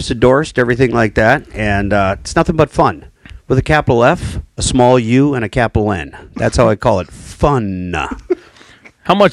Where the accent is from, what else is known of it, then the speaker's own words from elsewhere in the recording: Watertown, Wisconsin, United States; But I'm from central. Well, I'll be from southern Wisconsin area. shall we say that?